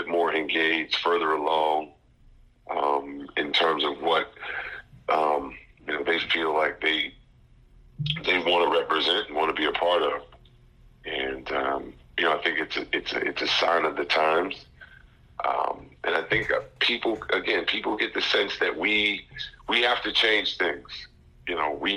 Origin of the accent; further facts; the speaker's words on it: Teaneck, New Jersey, United States; now in North Carolina, United States; my hometown in Teaneck, New Jersey